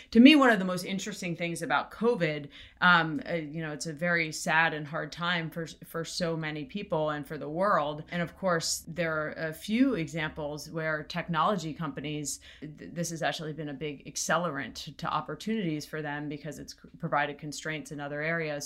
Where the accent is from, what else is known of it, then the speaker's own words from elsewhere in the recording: South Florida, United States; also born or lived in Jamaica; So I grew up in Florida, in South Florida. I was actually born in Jamaica and then, uh, grew up in, in South Florida